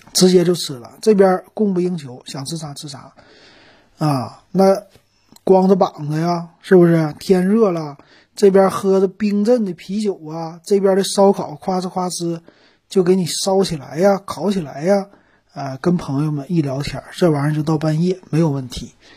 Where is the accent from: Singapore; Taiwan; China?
China; Northeast China; 咱们东北人就烤什么